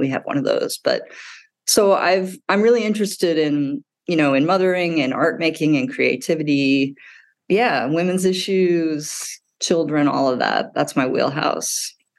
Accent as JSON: {"language": "English", "region": "Midwest", "country": "United States", "tie": "born or raised there", "moved": "yes", "lives_now": "New York City, United States", "said": "I grew up in the Midwest."}